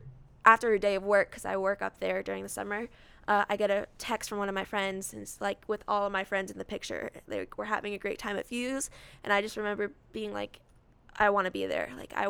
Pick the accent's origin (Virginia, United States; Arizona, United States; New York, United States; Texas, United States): Virginia, United States; Alexandria; I was born in Alexandria, Virginia. So I lived there